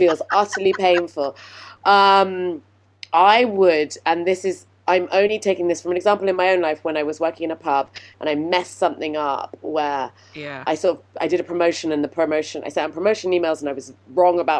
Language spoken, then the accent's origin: English; United Kingdom; I'm British.